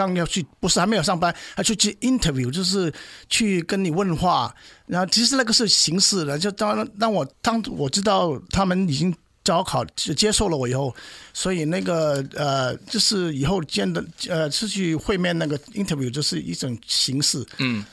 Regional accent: China; moved away as an adult; now in United States; 像像我们中国人做事也不会乱来的

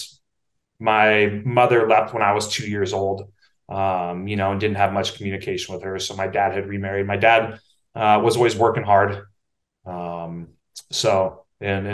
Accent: Napa, California, United States; I can remember from a young age going to the Safeway in Napa, right? I'm from Napa, California

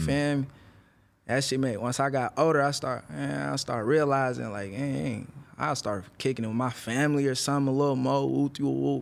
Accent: Vallejo, California, United States; also born or lived in Oakland; I grew up in Vallejo.

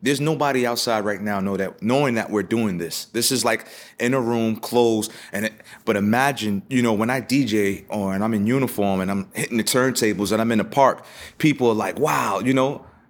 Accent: New York City, New York, United States; I grew up in the, uh, South Bronx

